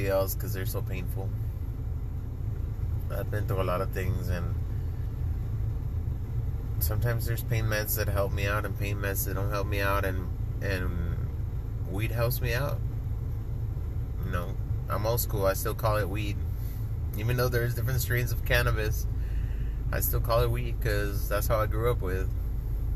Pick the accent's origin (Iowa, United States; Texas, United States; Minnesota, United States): Texas, United States; Laredo; now in San Antonio, United States; I grew up in a border town. I'm from Laredo, Texas.